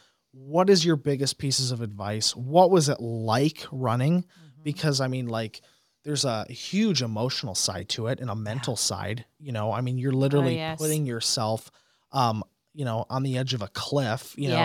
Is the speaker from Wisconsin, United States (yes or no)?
yes; De Pere, Wisconsin, United States; This is the district I grew up in. Mm-hmm. I mean, you know, I was raised on South Michigan Street.